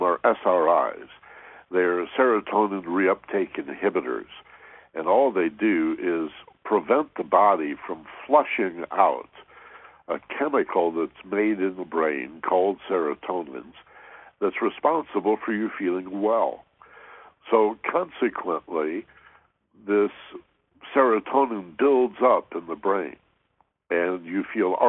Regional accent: Michigan, United States; moved away; where I grew up in Michigan

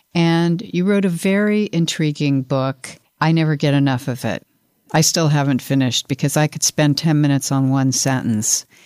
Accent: Colorado, United States; now in Los Angeles, United States; I come from Colorado

